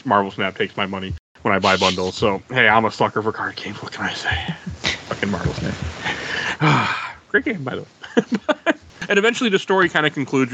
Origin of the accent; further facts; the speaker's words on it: United States; I'm American